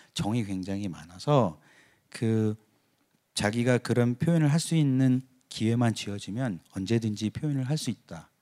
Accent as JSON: {"language": "Korean", "country": "South Korea", "tie": "born or raised there", "moved": "as an adult", "lives_now": "Los Angeles, United States", "said": "내가 자라온 그 한국에서 자라온 그 문화"}